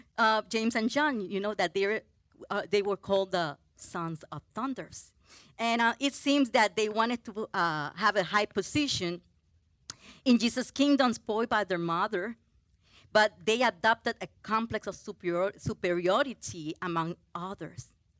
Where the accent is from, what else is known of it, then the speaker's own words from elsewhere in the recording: Puerto Rico; English is a second language; I came from Puerto Rico. Woohoo! And I could not speak English well.